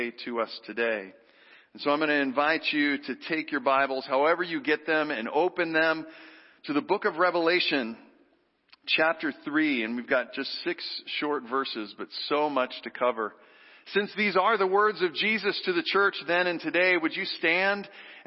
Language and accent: English; Texas, United States; moved away; growing up in Texas, where football is literally a religion. On Friday night, I'm not kidding. My little town of 75,000 people